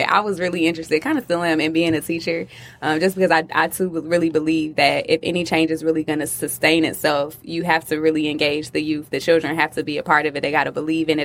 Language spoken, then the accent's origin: English; Atlanta, Georgia, United States; moved away as an adult; now in Detroit, United States; I'm actually not from Detroit, I'm from Atlanta, and I moved here about almost four years ago now